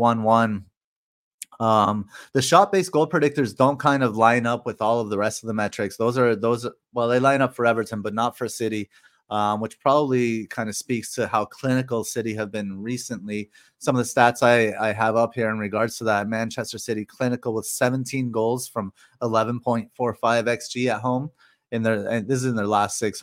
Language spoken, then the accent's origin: English; Canada; When I was growing up in Canada